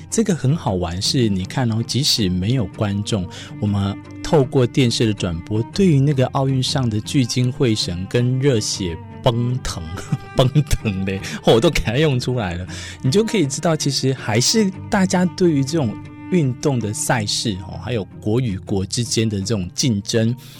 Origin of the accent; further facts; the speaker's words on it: Taiwan; 我们台湾人可爱的人民性格